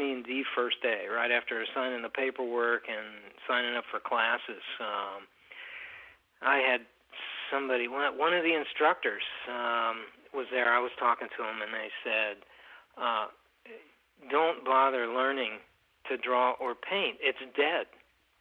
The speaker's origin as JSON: {"language": "English", "region": "Kentucky", "country": "United States", "tie": "born or raised there", "also_born_or_lived": "Minneapolis, Minnesota / Waterloo, Iowa", "moved": "as an adult", "said": "I grew up in Kentucky"}